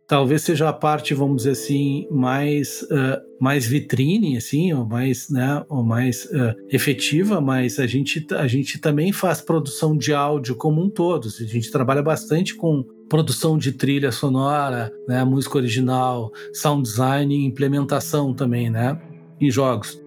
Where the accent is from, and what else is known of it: Rio Grande do Sul, Brazil; accent: gaúcho